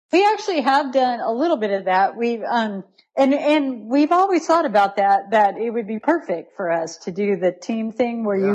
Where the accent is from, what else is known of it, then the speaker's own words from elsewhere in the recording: Riverside, California, United States; moved away as an adult; now in Chattanooga, United States; I grew up in Riverside, California